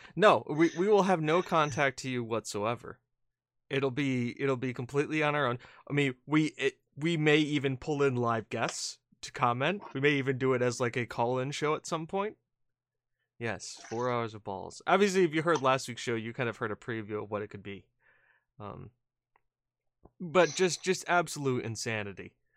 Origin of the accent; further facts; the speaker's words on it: United States; we're American